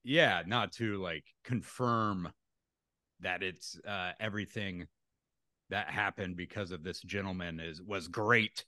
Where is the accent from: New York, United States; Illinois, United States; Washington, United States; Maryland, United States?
Washington, United States; near Hanford; my hometown wa, ha, is near Hanford, which was part of the Manhattan Project